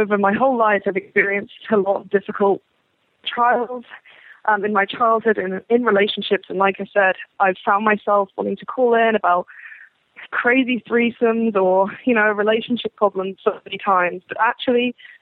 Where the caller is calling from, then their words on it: England, United Kingdom; I'm calling from England